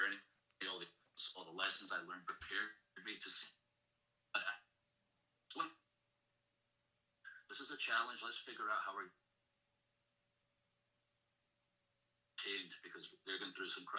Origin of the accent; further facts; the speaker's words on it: Ayr, Scotland, United Kingdom; also born or lived in Glasgow; I grew up in Ayr, Scotland, started wrestling at 15, was in school the whole time, went to university